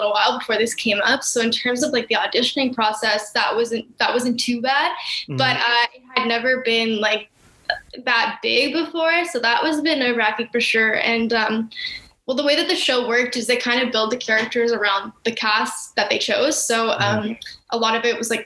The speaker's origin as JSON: {"language": "English", "town": "Vancouver", "region": "British Columbia", "country": "Canada", "tie": "born or raised there", "moved": "yes", "lives_now": "Toronto, Canada", "said": "I live in Toronto in Canada. I grew up mostly in Vancouver"}